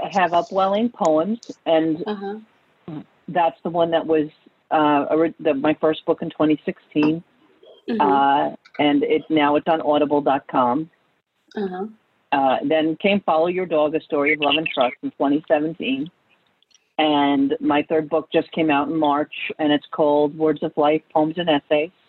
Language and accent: English; New York, United States; Well, I'm from New York. Um, I, you know, but I don't really have a heavy New York accent.